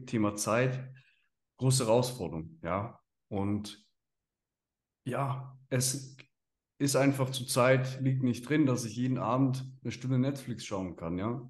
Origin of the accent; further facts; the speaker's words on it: Switzerland; als Schweizer in der Schweiz